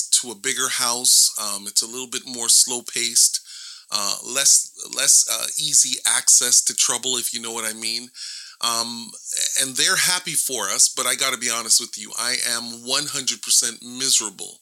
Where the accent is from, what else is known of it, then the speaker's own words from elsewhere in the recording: Toronto, Ontario, Canada; I live in Toronto, Ontario, and I was born in Canada, and this is where I've spent a majority of my lifetime in this area of the world